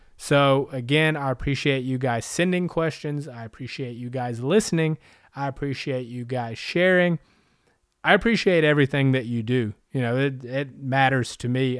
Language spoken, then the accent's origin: English; Anderson, South Carolina, United States; also born or lived in San Diego / Huntington Beach / Las Vegas / Northern California; now in Greenville, United States; I was born and raised in South Carolina in Anderson